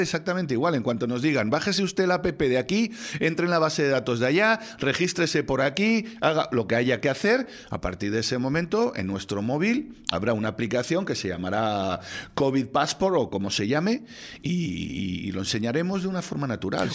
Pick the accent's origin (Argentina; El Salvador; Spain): Spain